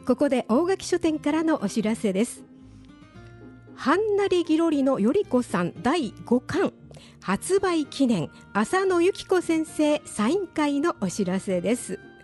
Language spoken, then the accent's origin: Japanese; Kyoto, Japan; 京都の人間ですけど